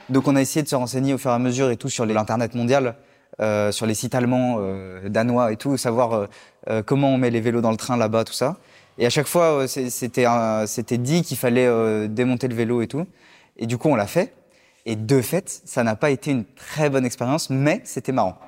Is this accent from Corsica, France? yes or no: no; Lyon, Auvergne-Rhône-Alpes, France; now in Paris, France; je suis originaire de Lyon. J'habite à Paris actuellement